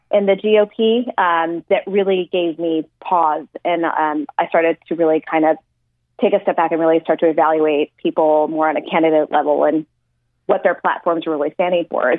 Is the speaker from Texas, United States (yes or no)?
yes; El Paso, Texas, United States; moved away; my hometown of El Paso